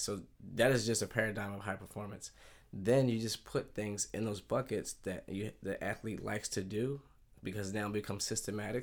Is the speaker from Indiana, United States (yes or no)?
no; Philadelphia, Pennsylvania, United States; moved away as an adult; I grew up in Philadelphia right outside the suburbs